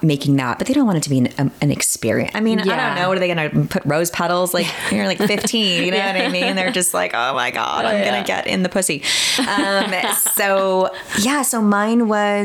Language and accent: English; New York City, New York, United States; I grew up in Queens